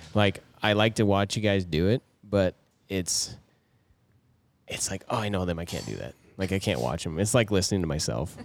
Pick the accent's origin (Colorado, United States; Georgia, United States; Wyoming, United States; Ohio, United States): Wyoming, United States; Moorcroft; we grew up in Moorcroft, which we had all the tourists and crap through it